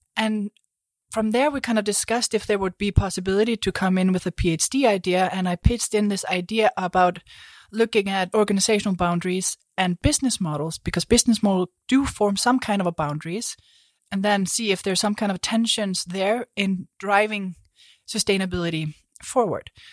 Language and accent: English; Iceland; moved away; I come from Iceland